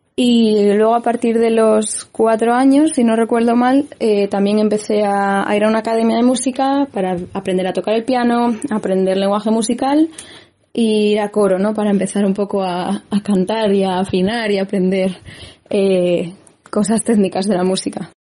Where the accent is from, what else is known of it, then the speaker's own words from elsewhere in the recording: Gijón, Asturias, Spain; also born or lived in Avilés; de Gijón